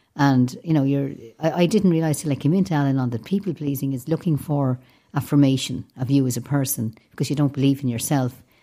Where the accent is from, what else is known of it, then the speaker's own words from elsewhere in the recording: Dublin, Leinster, Ireland; I grew up in a city, and yet I was much happier down the west